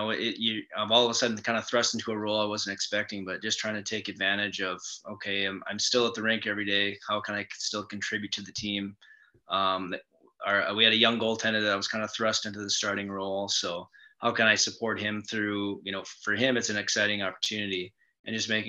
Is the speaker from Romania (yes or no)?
no; Grand Forks, North Dakota, United States; I grew up in Grand Forks, North Dakota, and I'm from a pretty big family.